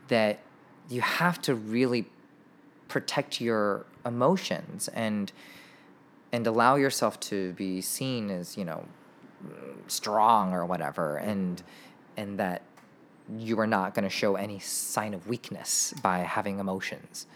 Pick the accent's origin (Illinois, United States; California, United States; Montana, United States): California, United States; Irvine; We grew up in Irvine.